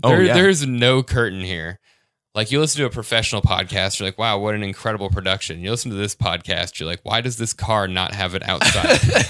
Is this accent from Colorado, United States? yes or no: yes; Denver, Colorado, United States; I'm from Denver, so any type of boat fascinates me.